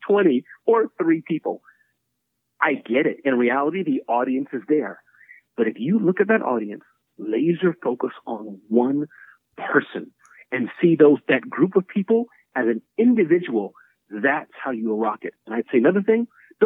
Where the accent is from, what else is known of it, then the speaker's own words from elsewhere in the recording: Midwest, United States; I was growing up as a little boy in the Midwest. And when I was growing up in the Midwest